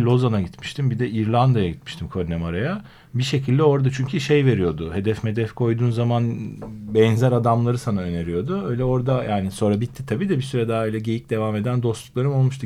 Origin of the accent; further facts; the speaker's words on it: Istanbul, Turkey; 74 doğumluyum İstanbul.